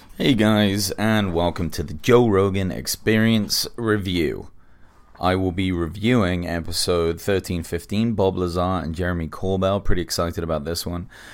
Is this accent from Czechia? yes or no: no; England, United Kingdom; now in Los Angeles, United States; I'm English, but I live in America now, I live in L